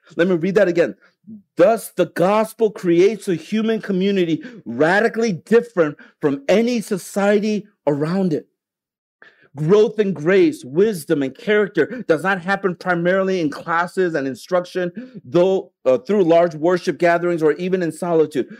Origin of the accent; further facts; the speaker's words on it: United States; now in Hong Kong; I'm from America